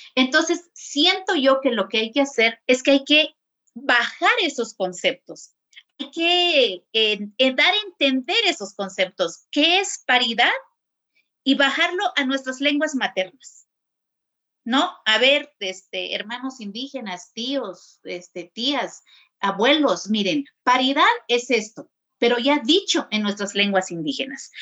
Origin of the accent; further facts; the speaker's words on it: San Juan Chamula, Chiapas, Mexico; crecí allí en Chamula